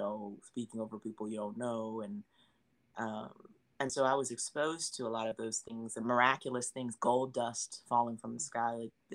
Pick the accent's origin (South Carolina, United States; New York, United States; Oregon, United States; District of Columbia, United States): South Carolina, United States; moved away; I grew up in the South where everything was religious. And, you know, if you weren't going to church in South Carolina, people were looking at you crazy